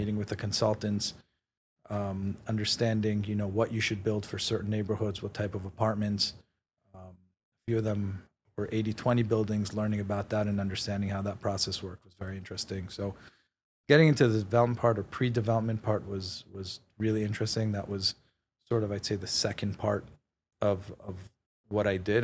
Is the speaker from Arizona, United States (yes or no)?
no; New York City, New York, United States; also born or lived in Israel / Queens / Manhattan; I was, uh, born in Israel. I grew up in Queens till I was nine. Uh, my family then moved to Manhattan. Um, I went to high school in Manhattan